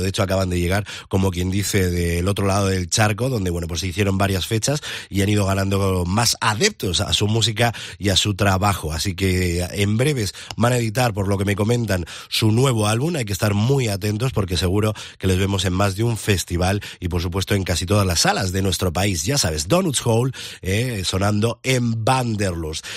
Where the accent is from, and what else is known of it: Spain